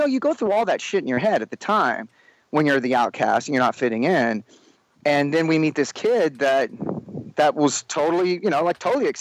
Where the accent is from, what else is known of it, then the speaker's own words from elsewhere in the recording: Sherman, Texas, United States; moved away; growing up in Sherman